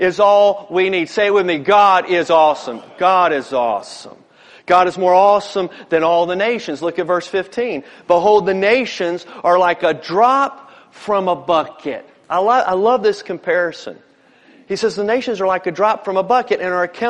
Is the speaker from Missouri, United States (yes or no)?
no; Newport News, Virginia, United States; growing up in Newport News